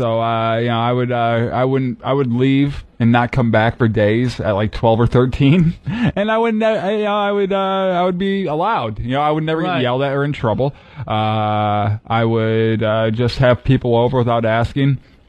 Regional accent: Fowlerville, Michigan, United States; Mid Michigan. the town's called Fowlerville.

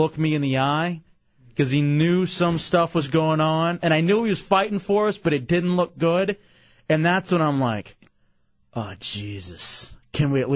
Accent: Dallas, Texas, United States; moved away; I grew up in Dallas, Texas

